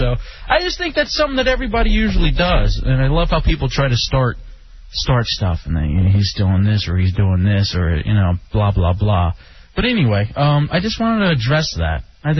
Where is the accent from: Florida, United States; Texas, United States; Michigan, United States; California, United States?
Texas, United States; I was like, no, I'm from Texas. And he's like, you have that like sound.